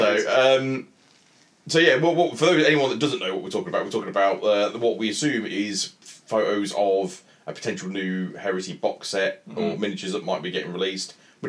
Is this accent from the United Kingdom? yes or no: yes; Midlands, United Kingdom; But we're all from the Midlands